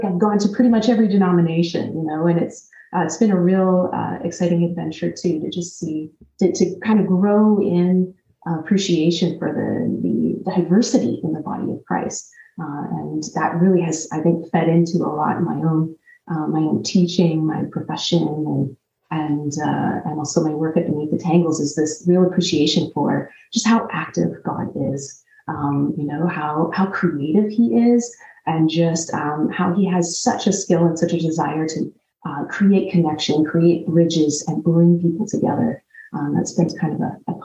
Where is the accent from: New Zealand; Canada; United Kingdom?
Canada; also born or lived in Newfoundland; I grew up in Canada